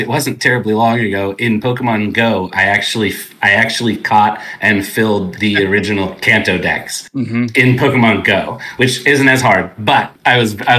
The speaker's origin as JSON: {"language": "English", "region": "California", "country": "United States", "tie": "born or raised there", "also_born_or_lived": "Texas", "moved": "as an adult", "said": "I born and raised in California, went to school here, and then moved out there just on a whim"}